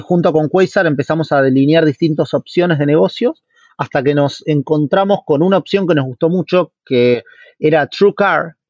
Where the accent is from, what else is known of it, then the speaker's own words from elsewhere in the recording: Argentina; moved away; also born or lived in Brazil; somos dos argentinos